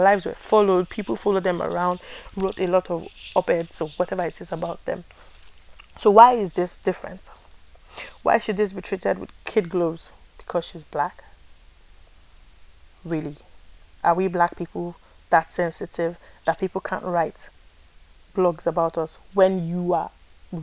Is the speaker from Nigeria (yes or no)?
yes; Nigeria; I am a Nigerian.